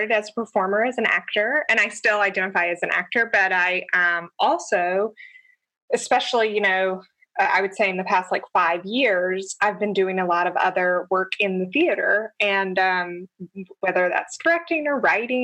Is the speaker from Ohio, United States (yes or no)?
no; Georgia, United States; moved away as an adult; also born or lived in San Francisco; now in New York City, United States; I grew up in Georgia